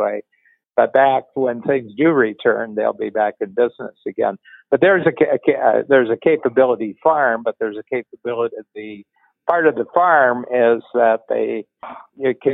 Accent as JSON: {"language": "English", "region": "Northern Ohio", "country": "United States", "tie": "born or raised there", "said": "I grew up in Northern Ohio."}